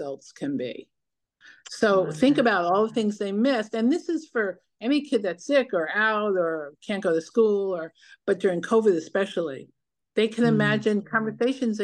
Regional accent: New York City, New York, United States; now in Los Angeles, United States; I grew up in New York City, even though I live in La La Land

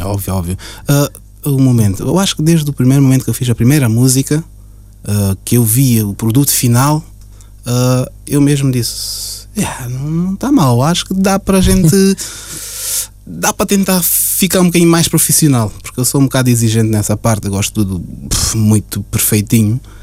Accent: Portugal; also born or lived in Cape Verde; now in Luxembourg; eu nasci em Portugal, mas entretanto cheguei a viver em Cabo Verde também 4 anos. 4 uhum. a 5 anos, uh, na minha infância mesmo. Dos 4, salvei até os 8, 9 anos mais ou menos

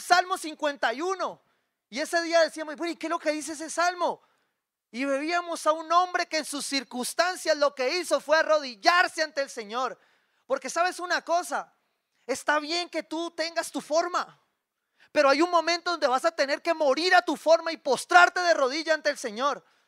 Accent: Cali, Valle del Cauca, Colombia; Como caleño

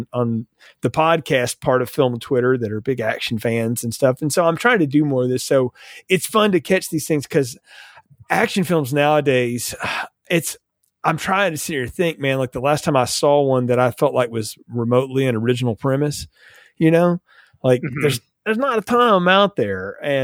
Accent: the South, Southern United States, United States; accent: Southern; as a Southerner

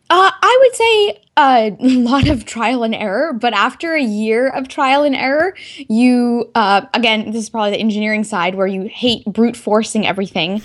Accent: Texas, United States; moved away as an adult; also born or lived in North Carolina; I could originally say I'm from Texas, since that's where I spent most of my youth, um, you know, elementary school through high school.

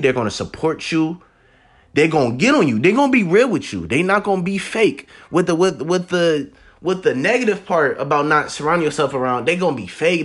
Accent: Columbus, Ohio, United States; I am from the Columbus, Ohio.

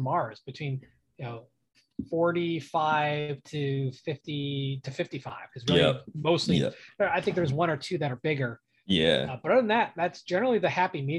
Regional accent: Ohio, United States; moved away; I'm an Ohio boy myself

